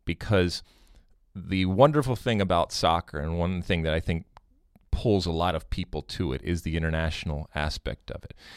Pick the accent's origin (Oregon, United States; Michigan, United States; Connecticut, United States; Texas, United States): Michigan, United States; Detroit; I grew up in Michigan. I grew up in Detroit